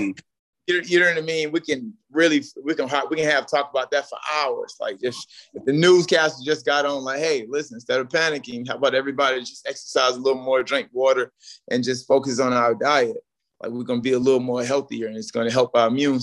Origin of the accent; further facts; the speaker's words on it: North Carolina, United States; moved away as an adult; I'm from very small, like Bun, North Carolina